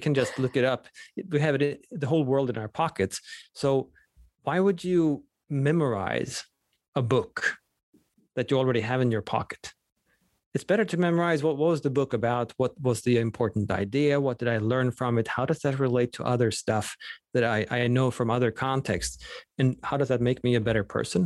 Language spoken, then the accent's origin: English; Sweden; first language Swedish; English is a second language; moved away; Swedish is my native language